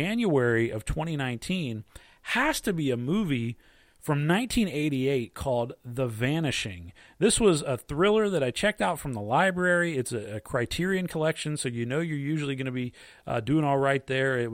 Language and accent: English; United States; being an American